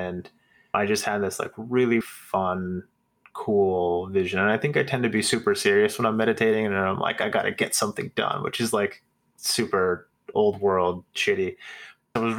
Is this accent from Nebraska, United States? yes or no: yes; Nebraska, United States; I grew up in Nebraska in the 90s.